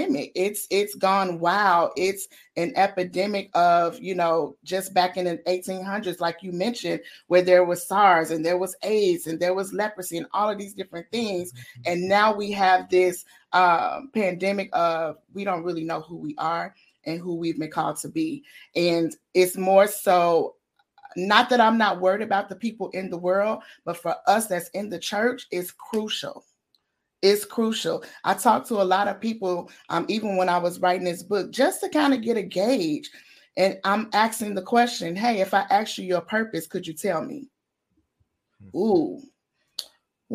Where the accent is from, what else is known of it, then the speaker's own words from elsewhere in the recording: Chicago, Illinois, United States; moved away as an adult; now in Bloomington, United States; I'm from Chicago, but I live 2 hours south in Bloomington, a town called Bloomington, Illinois